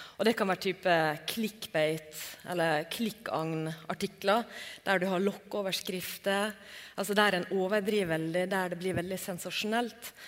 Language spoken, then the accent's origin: Norwegian; Norway; hos oss i Norge